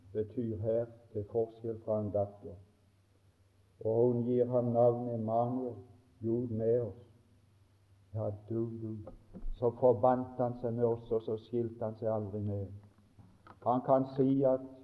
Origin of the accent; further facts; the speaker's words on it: Mosby, Agder, Norway; vi hadde en, en god vekkelse hjemme på Mosby i 45